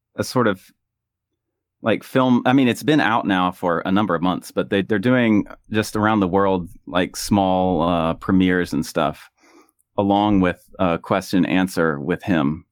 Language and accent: English; United States; moved away as an adult; whenever I went back home to the U S